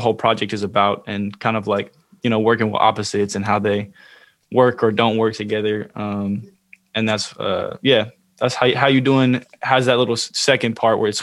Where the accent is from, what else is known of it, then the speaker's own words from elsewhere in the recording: Oakland, California, United States; I'm from the Bay Area. I'm from Oakland